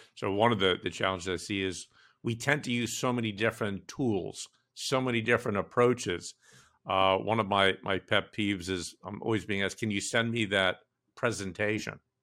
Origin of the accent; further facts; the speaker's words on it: New York, United States; I grew up in New York, in Brooklyn